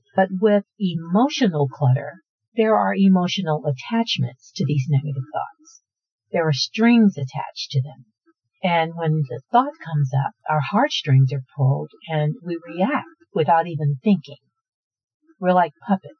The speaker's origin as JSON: {"language": "English", "town": "Houston", "region": "Texas", "country": "United States", "said": "I'm from Houston, and Houston is a very desirable place to live"}